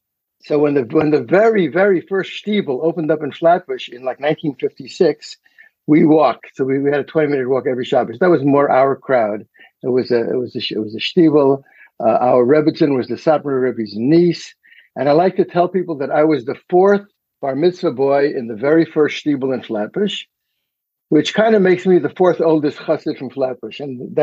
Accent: Munich, Bavaria, Germany; So I don't know whether I was born in a DP camp. I was raised in Munich.

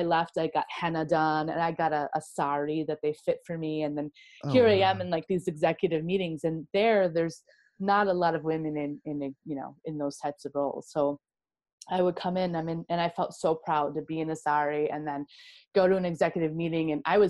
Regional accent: Midwest, United States; And I'm from the Midwest, so we just smile at everyone all the time.

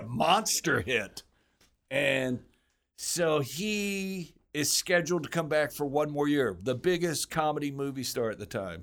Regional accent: Houston, Texas, United States; moved away as an adult; also born or lived in Los Angeles; I'm from Houston

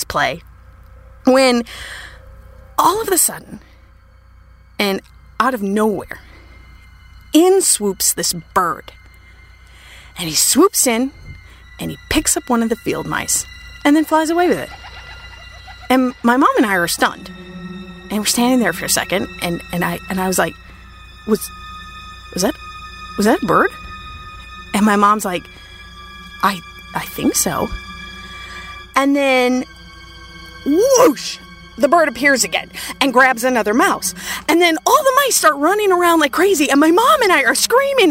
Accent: Minnesota, United States; I grew up in Minnesota

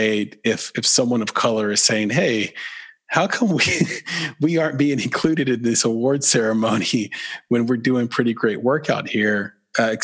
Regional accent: the South, United States; accent: Southern

